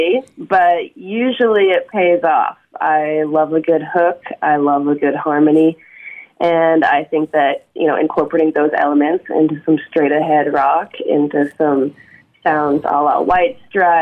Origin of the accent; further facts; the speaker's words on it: Seattle, Washington, United States; now in Vancouver, Canada; growing up in Seattle